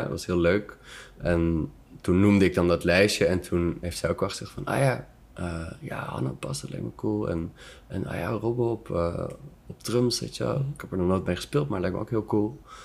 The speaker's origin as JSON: {"language": "Dutch", "town": "Amsterdam", "region": "North Holland", "country": "Netherlands", "moved": "as an adult", "lives_now": "Antwerp, Belgium", "said": "uit die stad mhm. waar ik vandaan kom"}